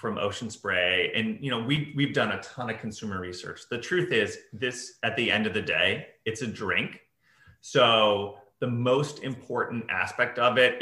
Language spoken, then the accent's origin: English; Chicago, Illinois, United States; moved away; when I was growing up, it was like, growing up in Chicago